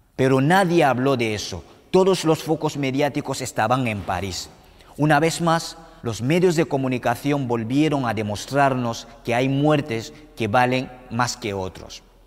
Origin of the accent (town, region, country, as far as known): Cameroon; now in Spain